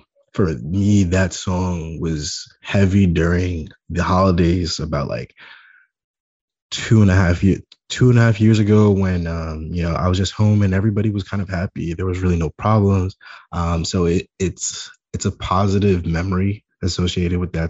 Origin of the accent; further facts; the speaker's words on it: New York City, New York, United States; I'm born and raised in Staten Island, New York